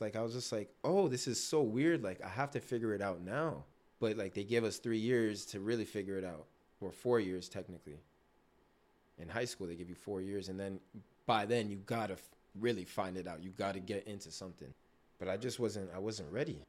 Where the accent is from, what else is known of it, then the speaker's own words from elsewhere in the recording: Toronto, Ontario, Canada; also born or lived in Markham, Ontario; I was born in Scarborough, lived there till I was about ten. right? And then we moved to Markham, Ontario